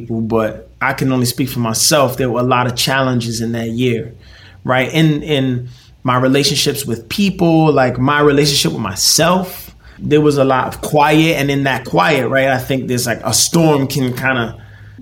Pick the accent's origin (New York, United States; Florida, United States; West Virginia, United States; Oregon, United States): New York, United States; New York City; I'm from Brooklyn